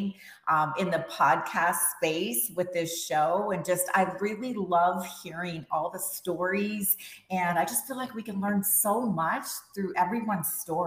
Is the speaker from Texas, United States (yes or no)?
yes; Texas, United States; also born or lived in Las Palmas, Gran Canaria, Spain; was born in Spain and I grew up in Texas.